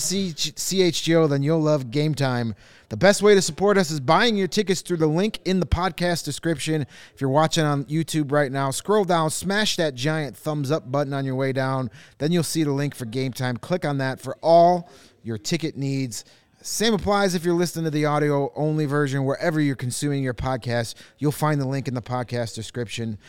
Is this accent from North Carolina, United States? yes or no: no; Chicago, Illinois, United States; when we were growing up, you only saw Chicago teams